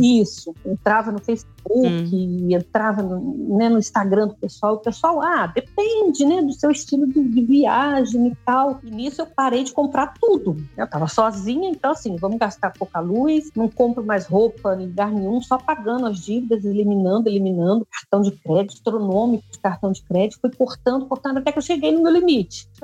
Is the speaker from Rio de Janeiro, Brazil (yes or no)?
yes; Resende, Rio de Janeiro, Brazil; moro aqui em Resende, nascido e criado em Resende